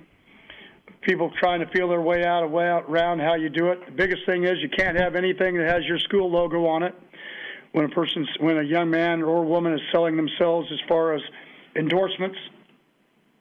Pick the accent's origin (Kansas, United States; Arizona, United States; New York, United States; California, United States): Kansas, United States; now in Texas, United States; I grew up in Kansas